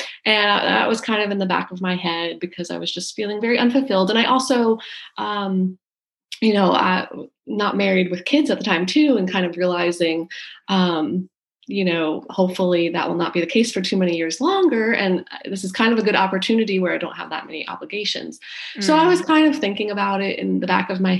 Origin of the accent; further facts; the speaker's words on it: New Jersey, United States; also born or lived in Chicago; now in Charleston, United States; I'm originally from New Jersey, outside New York City